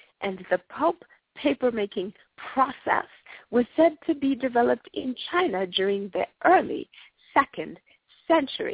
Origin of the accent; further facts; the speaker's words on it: Zimbabwe; first language Shona; English is a second language; now in United States; Zimbabwe, the land where I was born and will love till the day